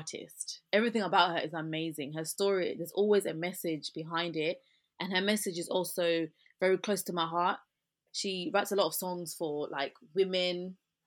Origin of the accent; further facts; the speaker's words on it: England, United Kingdom; accent: British; So my accent is like this. I'm English, I'm British, so this is my accent